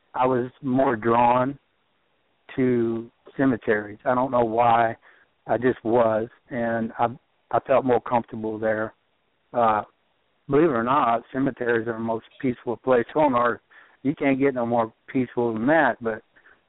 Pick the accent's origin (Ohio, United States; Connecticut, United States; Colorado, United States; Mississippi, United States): Ohio, United States; also born or lived in Southeast Missouri; now in Missouri, United States; I grew up in Ohio